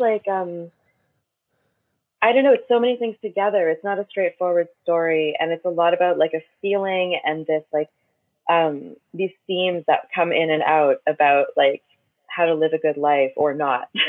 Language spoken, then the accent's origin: English; Windsor, Ontario, Canada; moved away as an adult; also born or lived in LaSalle, Ontario / Los Angeles; now in Montreal, Canada; I was born and raised in Windsor, Ontario. Um, then I moved to LaSalle, Ontario, which is like you know ten minutes away